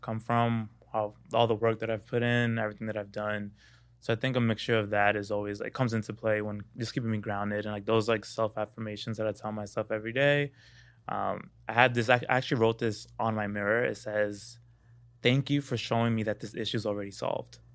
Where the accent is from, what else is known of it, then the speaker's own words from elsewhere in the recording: New York City, New York, United States; moved away as an adult; now in Los Angeles, United States; I didn't know who I was growing up in Brooklyn, being a Dominican black kid